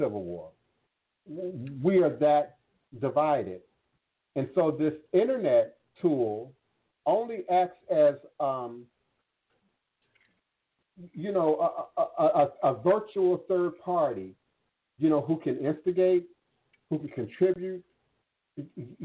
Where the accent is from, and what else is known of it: United States